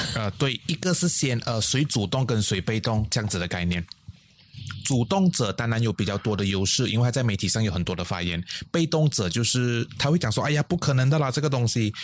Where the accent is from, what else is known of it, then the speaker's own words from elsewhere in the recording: Malaysia; 我的老家在巴巷